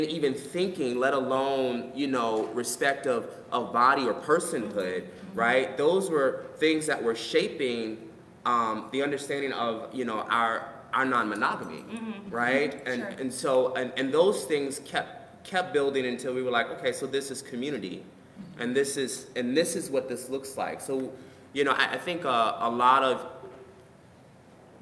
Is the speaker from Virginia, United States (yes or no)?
yes; Richmond, Virginia, United States; moved away; part of my life I grew up in Richmond, Virginia